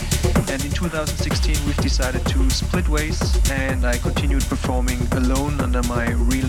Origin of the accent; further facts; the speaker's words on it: Landau, Rhineland-Palatinate, Germany; my hometown Landau